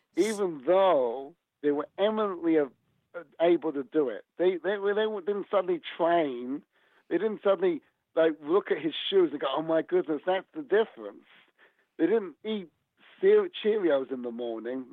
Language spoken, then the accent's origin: English; England, United Kingdom; now in United States; my hometown in England.